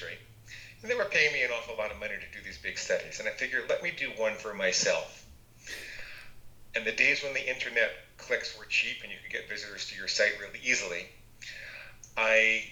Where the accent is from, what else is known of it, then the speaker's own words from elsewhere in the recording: New York, United States; I grew up in New York, and I was in a family of 17 psychotherapists.